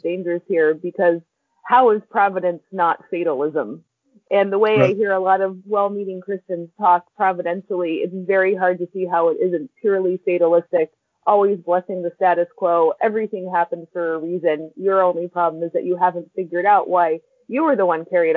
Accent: United States; moved away; my home country

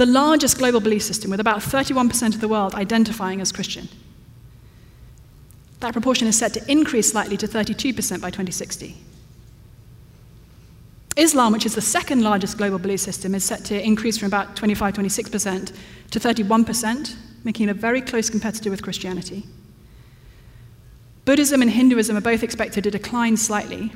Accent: London, United Kingdom; moved away; my hometown of London

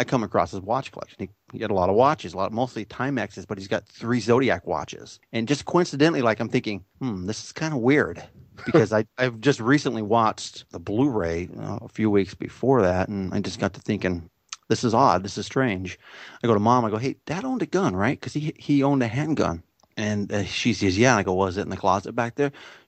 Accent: San Jose, California, United States; I'm born and raised in San Jose, so I'm about 40 miles south of the city.

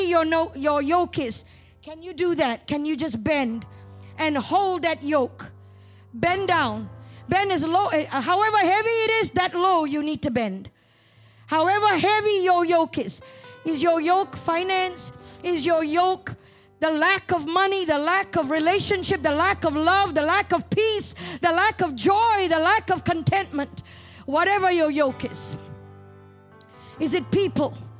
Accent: Malaysia; accent: Malaysian; moved away; I talk about Malaysia, I revert back to my Malaysian accent

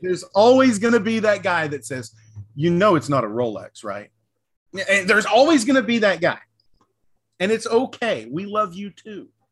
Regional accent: the South, United States; I'm from the South

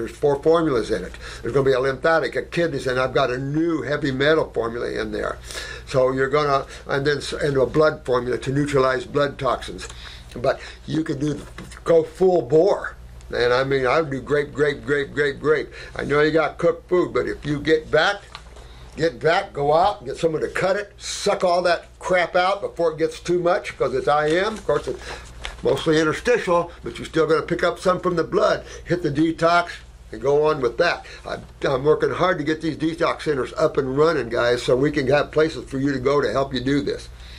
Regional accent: Canada; So, Dr. Morse, I'm Canadian.

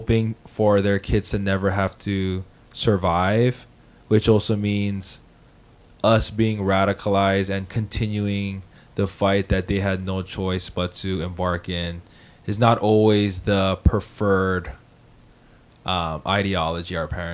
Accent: Hawaii, United States; now in Seattle, United States; I grew up in Hawaii.

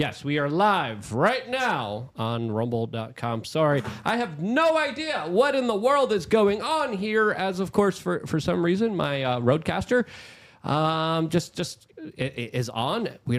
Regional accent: Poland; now in United States; like my family did, like I did, because I came from Poland

